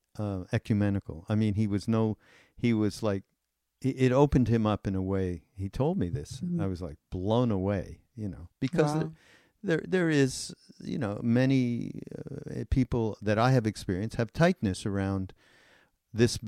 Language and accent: English; Montreal, Quebec, Canada; I'm from Montreal